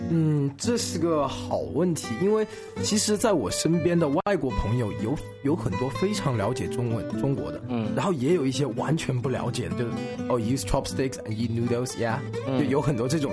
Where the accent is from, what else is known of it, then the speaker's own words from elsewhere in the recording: Changsha, Hunan, China; moved away as an adult; now in Warwick, United Kingdom; 我来自湖南长沙